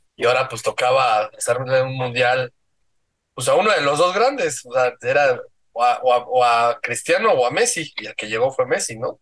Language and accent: Spanish; Mexico